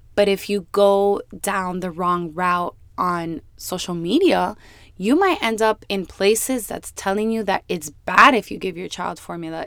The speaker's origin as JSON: {"language": "English", "town": "Miami", "region": "Florida", "country": "United States", "tie": "born or raised there", "said": "born and raised in Miami"}